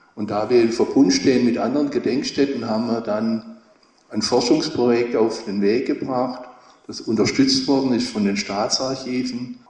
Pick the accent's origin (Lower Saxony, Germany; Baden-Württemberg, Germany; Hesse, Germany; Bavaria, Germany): Baden-Württemberg, Germany; Horb am Neckar; ich komme aus Horb am Neckar